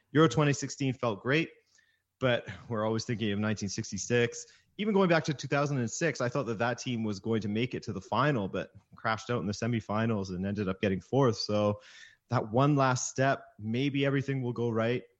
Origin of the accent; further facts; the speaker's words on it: Canada; my parents are actually from the Azores in the middle of the Atlantic Ocean, the uh, Hawaii Atlantic edition, basically. So growing up, um, I always watched Portuguese matches with my dad, even though I was born and raised in Canada